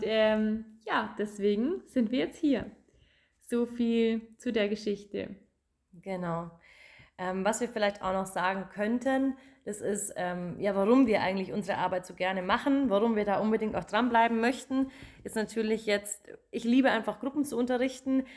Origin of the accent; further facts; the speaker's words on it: Germany; Ich komme aus Magdoberdorf, bin 28 Jahre alt